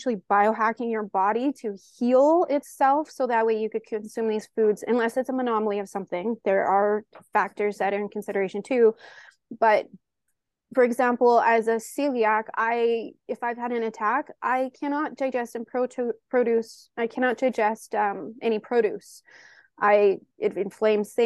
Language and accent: English; Canada; I'm Canadian